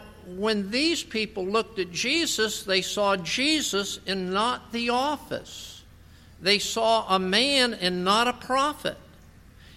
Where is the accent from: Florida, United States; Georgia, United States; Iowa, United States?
Florida, United States; West Palm Beach; moved away; also born or lived in Lake Worth, Florida; I grew up in West Palm Beach, Florida, Lake Worth, Florida